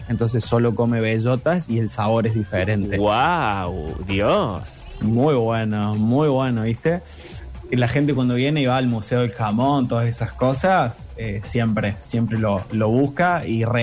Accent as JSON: {"language": "Spanish", "town": "Río Tercero", "region": "Córdoba", "country": "Argentina", "said": "vengo de Río Tercero, del interior del interior"}